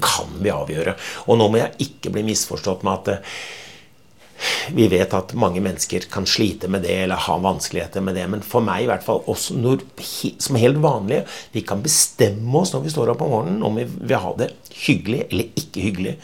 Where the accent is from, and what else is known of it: Norway